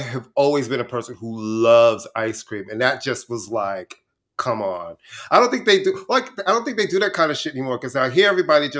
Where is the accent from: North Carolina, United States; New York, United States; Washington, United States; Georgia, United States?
New York, United States; growing up in New York, we went to the bodega, got a sandwich. There was no ratings on the door.